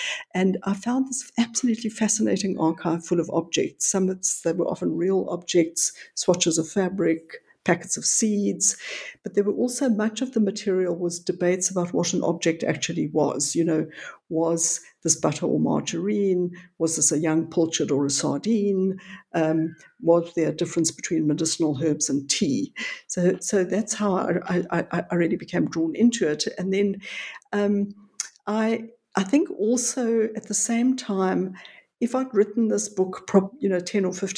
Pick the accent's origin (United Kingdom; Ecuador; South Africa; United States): South Africa; North West; now in Johannesburg, South Africa; About 70 miles west of Johannesburg, which is in the interior of the country, I was but I've spent most of my adult life in Johannesburg